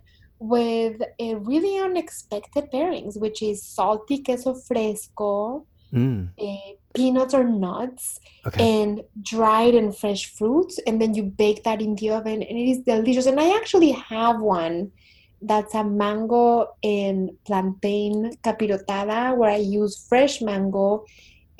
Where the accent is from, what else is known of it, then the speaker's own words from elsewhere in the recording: Mexico; growing up in Mexico, which is a country that is like really 99% Catholic